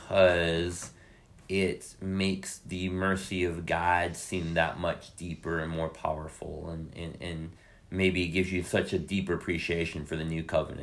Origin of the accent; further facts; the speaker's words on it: New Orleans, Louisiana, United States; And for me, that was growing up in New Orleans and going to Catholic schools.